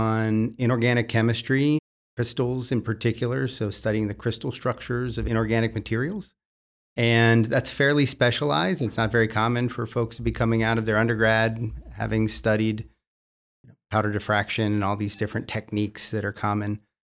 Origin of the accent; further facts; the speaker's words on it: York County, Pennsylvania, United States; So I grew up in York County, Pennsylvania. It was a wonderful neighborhood experience